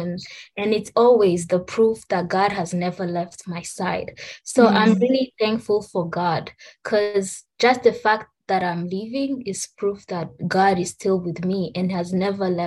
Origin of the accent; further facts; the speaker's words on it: Rwanda; I'm from Rwanda